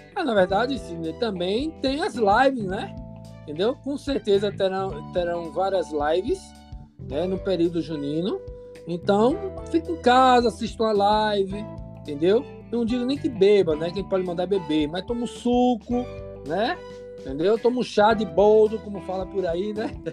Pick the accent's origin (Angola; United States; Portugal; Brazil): Brazil; Bahia; como um bom nordestino, né? Falo aqui da Bahia